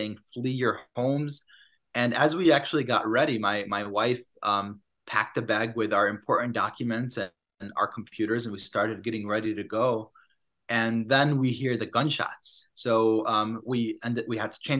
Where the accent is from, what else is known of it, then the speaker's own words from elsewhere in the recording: Chicago, Illinois, United States; also born or lived in Palestine / Massachusetts; I went to Harvard University, came back home to Chicago